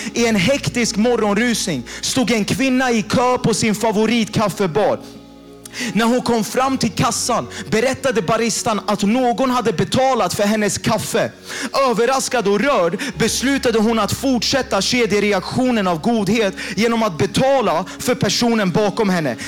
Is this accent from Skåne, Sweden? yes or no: no; Jakobsberg, Stockholm County, Sweden; jag har vuxit upp i Jakobsberg